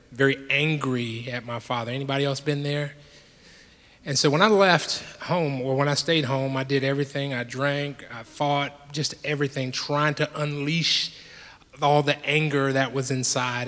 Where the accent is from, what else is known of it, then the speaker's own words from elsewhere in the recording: Jacksonville, Florida, United States; I grew up in Jacksonville, Florida